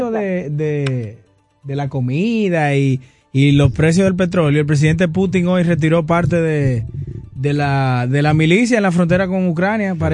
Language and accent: Spanish; Dominican Republic